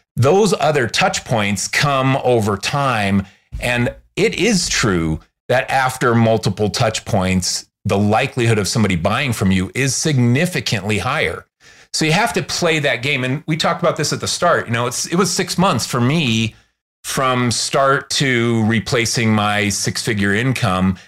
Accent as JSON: {"language": "English", "town": "Chicago", "region": "Illinois", "country": "United States", "also_born_or_lived": "Los Angeles", "moved": "yes", "lives_now": "Salt Lake City, United States", "said": "I'm from Chicago originally"}